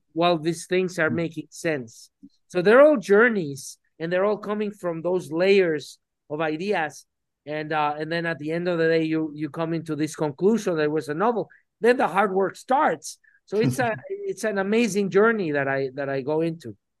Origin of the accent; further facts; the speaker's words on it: Mexico City, Mexico; I was born in Mexico City